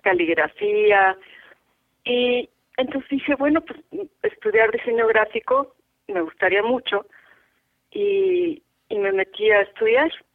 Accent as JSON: {"language": "Spanish", "region": "Mexico City", "country": "Mexico", "tie": "born or raised there", "said": "nací en la Ciudad de México, en quieres hablar del hospital, el hospital San José"}